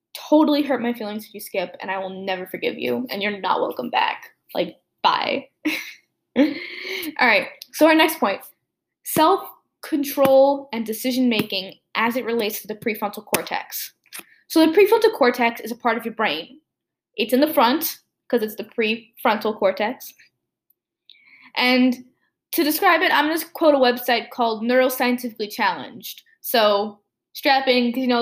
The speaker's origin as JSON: {"language": "English", "country": "United States", "said": "I'm American"}